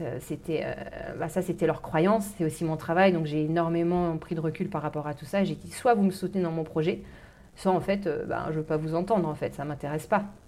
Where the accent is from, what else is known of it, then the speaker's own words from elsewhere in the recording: Normandy, France; moved away as an adult; also born or lived in London, United Kingdom; je suis de Normandie, j'ai vécu dans une ferme, donc du milieu agricole